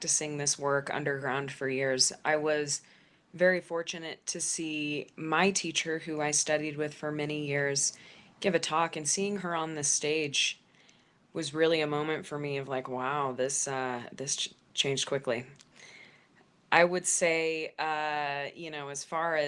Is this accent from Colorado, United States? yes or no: yes; Denver, Colorado, United States; in Denver, in my hometown